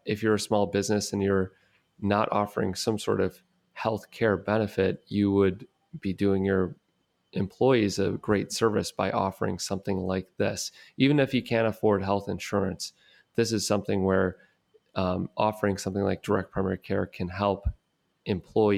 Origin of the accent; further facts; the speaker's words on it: Detroit, Michigan, United States; my hometown in Detroit